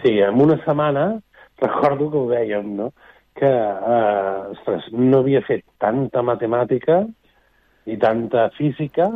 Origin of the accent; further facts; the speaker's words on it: Barcelona, Catalonia, Spain; som de Barcelona